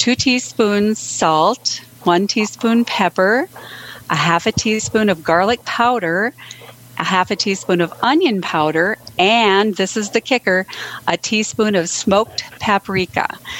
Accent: Edgeley, North Dakota, United States; Good evening. This is … I'm from Edgeley, North Dakota.

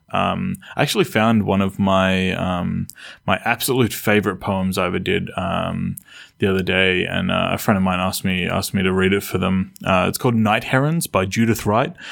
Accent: Australia; where I grew up, Australia

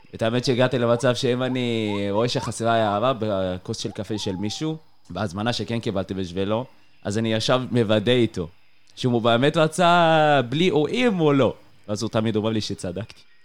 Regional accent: Tayibe, Israel; moved away as an adult; now in Beersheba, Israel; אני במקור מטייבה

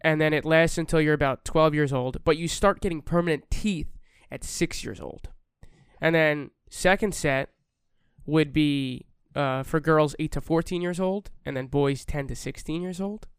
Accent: New York, United States; We're from New York

